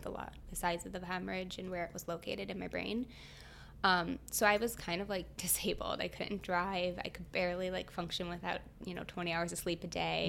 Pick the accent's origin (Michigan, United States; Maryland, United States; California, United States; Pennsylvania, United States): Michigan, United States; I'm from Michigan, so I went to Michigan State